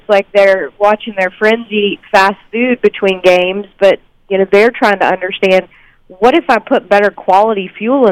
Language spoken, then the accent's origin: English; the South, United States; I grew up in the South, too, and my mom made buttermilk biscuits every morning for breakfast